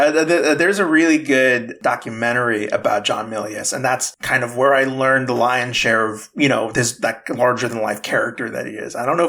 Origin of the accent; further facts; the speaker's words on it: Texas, United States; now in California, United States; I was born in Texas.